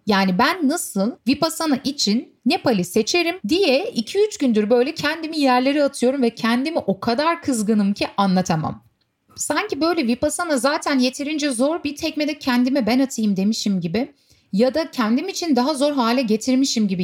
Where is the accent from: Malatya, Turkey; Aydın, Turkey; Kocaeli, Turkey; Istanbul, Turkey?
Istanbul, Turkey; Turkey, Istanbul.